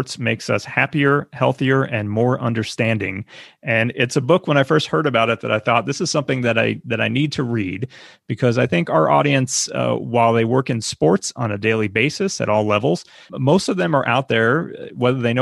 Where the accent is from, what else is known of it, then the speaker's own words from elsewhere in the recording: New York City, New York, United States; a fellow New York connection